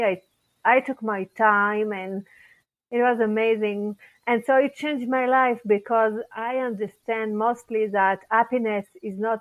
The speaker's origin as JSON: {"language": "English", "town": "Paris", "region": "Île-de-France", "country": "France", "tie": "born or raised there", "also_born_or_lived": "Israel", "second_language": "English", "moved": "as an adult", "lives_now": "Colorado, United States", "said": "I was born in Paris, France, and I grew up there"}